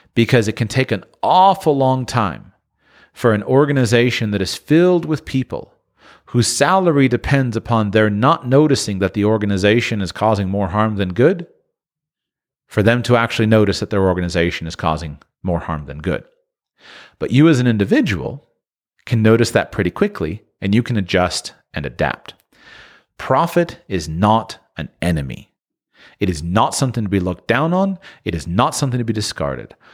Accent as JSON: {"language": "English", "country": "United States", "tie": "born or raised there", "said": "Growing up in the United States"}